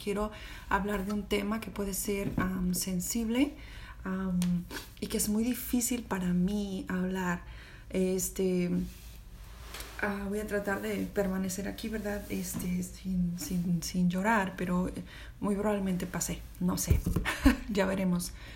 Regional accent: Mexico; moved away as an adult; also born or lived in Austin, Texas; now in United States; yo soy de México

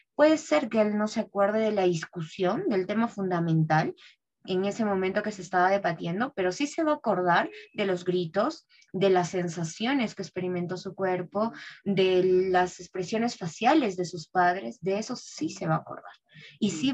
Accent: Peru; soy peruana

